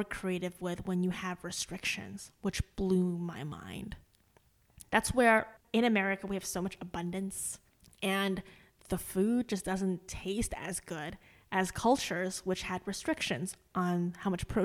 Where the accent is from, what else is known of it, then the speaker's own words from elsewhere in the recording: northern China, China; moved away; I'm from the north of China